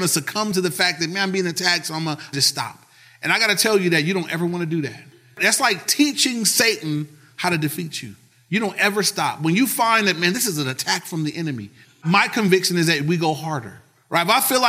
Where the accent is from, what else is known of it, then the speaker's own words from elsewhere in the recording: Compton, California, United States; You know, I'm from Compton. I got this, you know.